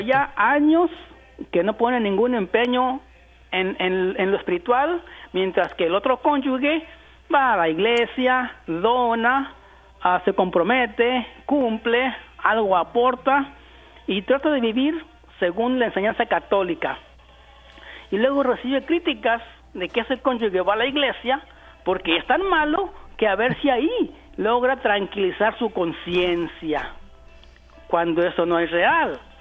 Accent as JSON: {"language": "Spanish", "country": "Mexico", "said": "Yo soy mexicano y allá en mi rancho"}